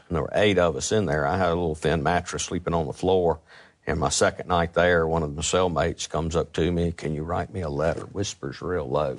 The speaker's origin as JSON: {"language": "English", "town": "Jackson", "region": "Mississippi", "country": "United States", "tie": "born or raised there", "said": "I was from Northeast Jackson"}